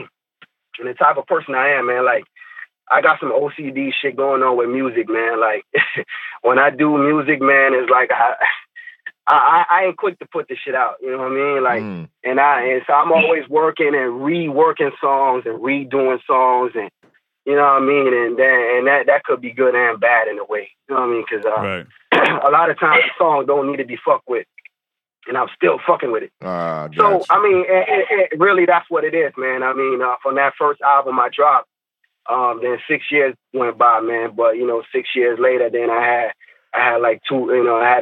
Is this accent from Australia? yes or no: no; Fort Lauderdale, Florida, United States; also born or lived in Tallahassee, Florida; I'm from Lauderdale